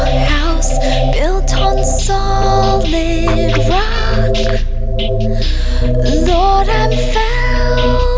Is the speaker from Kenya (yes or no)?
no; Argentina; now in England; I'm from Argentina